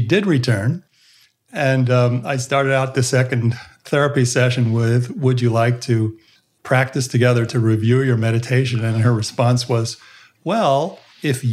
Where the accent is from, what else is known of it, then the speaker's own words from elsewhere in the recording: United States; I was raised in the United States within the Protestant background. My parents are both European